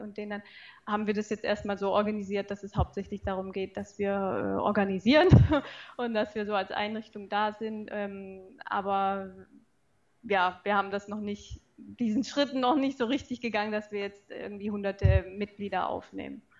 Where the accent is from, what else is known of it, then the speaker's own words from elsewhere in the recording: Pforzheim, Baden-Württemberg, Germany; now in Karlsruhe, Germany; ich komme aus Karlsruhe und auch ursprünglich äh, nicht hierher, aber aus Pforzheim ist nicht weit weg von hier.